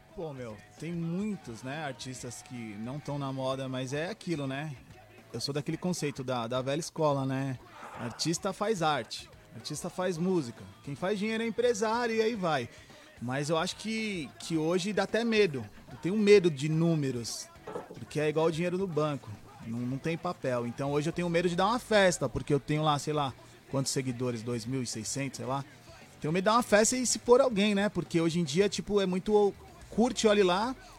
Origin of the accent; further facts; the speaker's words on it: Brazil; eu sou nacional, eu sou brazuca